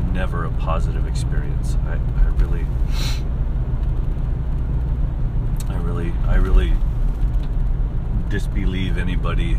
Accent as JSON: {"language": "English", "town": "Gallup", "region": "New Mexico", "country": "United States", "tie": "born or raised there", "said": "I grew up in Gallup, New Mexico"}